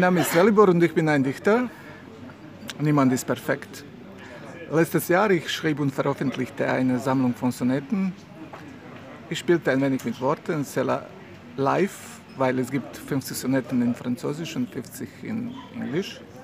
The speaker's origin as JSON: {"language": "German", "town": "Mostar", "region": "Federation of Bosnia and Herzegovina", "country": "Bosnia & Herzegovina", "tie": "born or raised there", "second_language": "German", "moved": "yes", "lives_now": "Montenegro", "said": "ich wurde geboren in Mostar, das ist eine schöne Stadt in Bosnien-Herzegowina"}